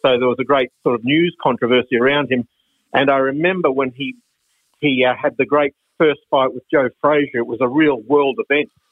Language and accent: English; Brisbane, Queensland, Australia; when I was a little boy living in Brisbane, growing up in Brisbane